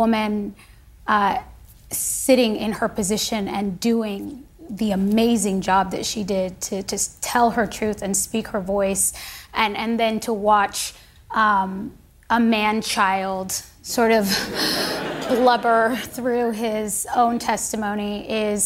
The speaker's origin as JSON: {"language": "English", "country": "United States", "said": "I am an American."}